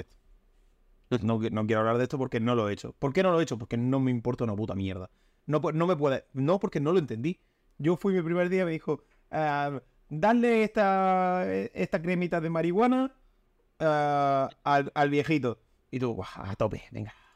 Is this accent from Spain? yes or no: yes; Almería, Andalusia, Spain; soy de Almería